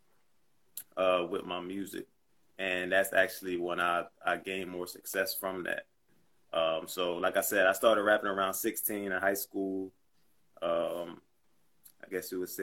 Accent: New Jersey, United States; also born or lived in Trenton, New Jersey / Atlanta; I'm from New Jersey, and my mom and dad were Muslim

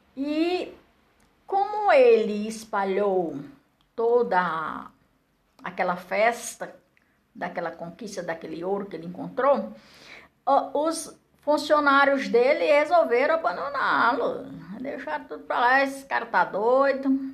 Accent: Barro Branco, near Pentecoste, Ceará, Brazil; moved away as an adult; also born or lived in Cerquinha, near Pentecoste; now in Brasília, Brazil; Nasci lá na Seriquinha, me criei em Barro Branco. Aí depois casei, fui andando, andando, crescendo e agora estou aqui em Brasília.

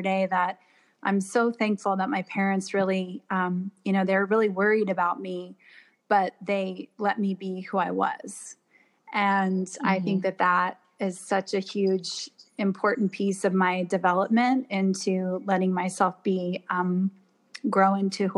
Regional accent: Washington, United States; also born or lived in Toronto, Canada; only lived there until I was 4 and moved to Washington State. And so I grew up in the Northwest

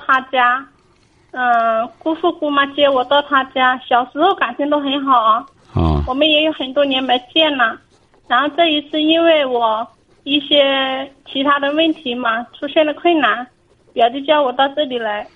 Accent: Hunan, China; moved away as an adult; now in Fujian, China; 我是湖南人，我啊，湖南。现在在福建工作

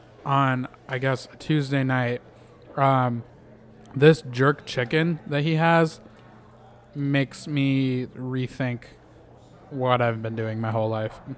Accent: Minnesota, United States; moved away; I'm from the Midwest originally. Oh, yeah, where at? In Minnesota.

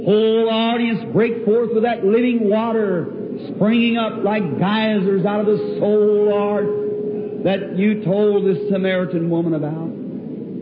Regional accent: United States; I'm an American

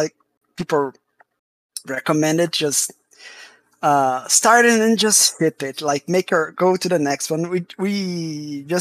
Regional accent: Brazil; I'm from Brazil

